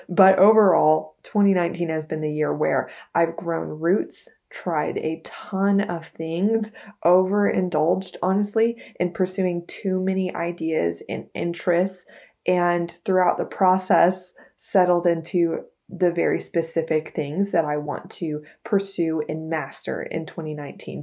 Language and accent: English; Texas, United States; I am a very proud seventh generation Texan.